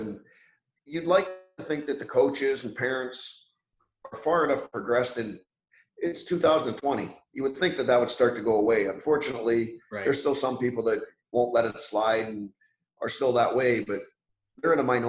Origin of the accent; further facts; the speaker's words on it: Canada; I was lucky enough growing up in Canada